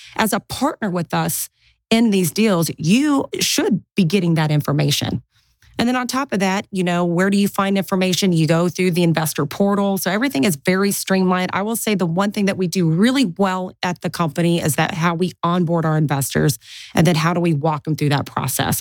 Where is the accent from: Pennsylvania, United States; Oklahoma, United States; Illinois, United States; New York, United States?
Oklahoma, United States; Tulsa; first language English; I was born and bred in Tulsa, Oklahoma.